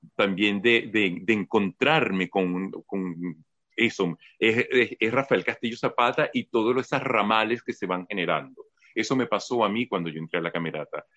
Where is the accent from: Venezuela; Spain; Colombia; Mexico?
Venezuela; Caracas, Capital District; moved away; yo vengo formado de Caracas